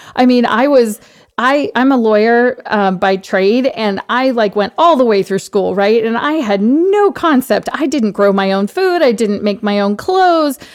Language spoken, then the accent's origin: English; Washington, District of Columbia, United States; I grew up on Capitol Hill, actually, because I'm, I'm from the D C area